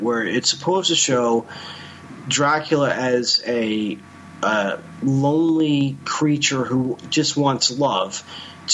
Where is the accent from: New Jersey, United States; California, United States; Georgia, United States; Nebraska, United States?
New Jersey, United States; I'm from Jersey